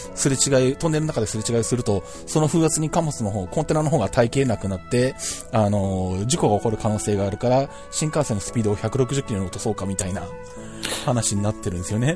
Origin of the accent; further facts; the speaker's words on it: Shizuoka, Japan; うちの地元の静岡空港